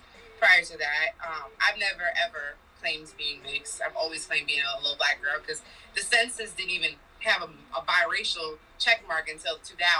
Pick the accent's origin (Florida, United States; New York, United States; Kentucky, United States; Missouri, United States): New York, United States; They call me the New York girl.